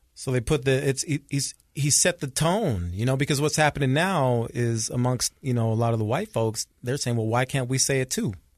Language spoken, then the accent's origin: English; Salt Lake City, Utah, United States; I grew up here in Salt Lake